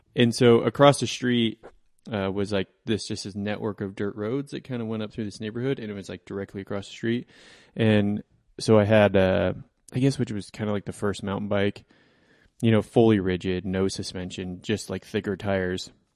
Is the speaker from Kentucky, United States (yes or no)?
no; Coal Creek Canyon, Colorado, United States; I grew up in Coal Creek Canyon